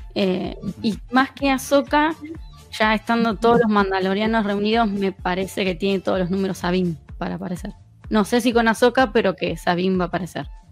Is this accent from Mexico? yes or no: no; La Plata, Buenos Aires Province, Argentina; La Plata, que es donde soy yo, de Argentina